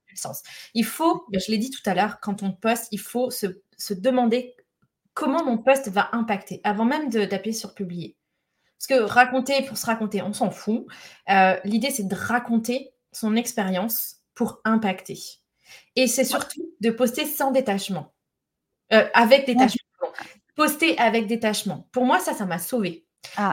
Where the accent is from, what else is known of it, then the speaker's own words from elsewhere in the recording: Lyon, Auvergne-Rhône-Alpes, France; je suis lyonnaise